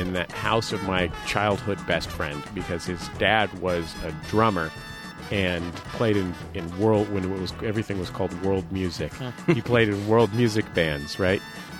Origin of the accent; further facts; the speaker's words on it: Philadelphia, Pennsylvania, United States; I grew up in Philadelphia.